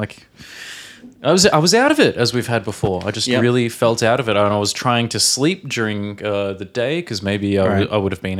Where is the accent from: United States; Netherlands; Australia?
Australia; from Australia.